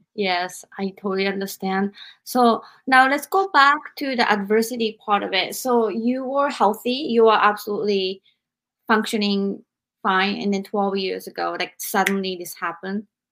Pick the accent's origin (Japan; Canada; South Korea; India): Japan; now in United States; I experienced all of this growing up in Japan. And I came to America